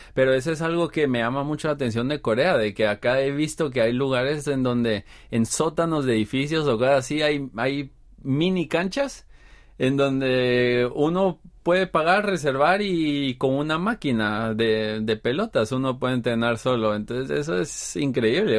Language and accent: Spanish; Guatemala; moved away as an adult; now in Seoul, South Korea; soy de Guatemala